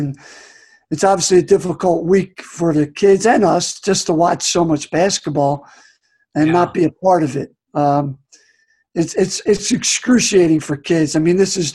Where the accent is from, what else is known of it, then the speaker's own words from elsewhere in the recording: outside of Philadelphia, Delaware County, Pennsylvania, United States; moved away as an adult; also born or lived in Boston, Massachusetts; I grew up in outside of Philadelphia